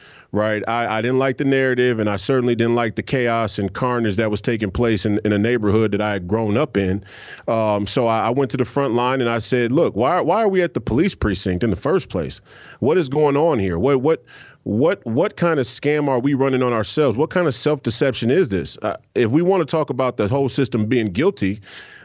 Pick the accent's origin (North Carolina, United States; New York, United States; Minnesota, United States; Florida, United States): Minnesota, United States; Minneapolis; I'm from Minneapolis. I was born and raised here, and I lived here most of my life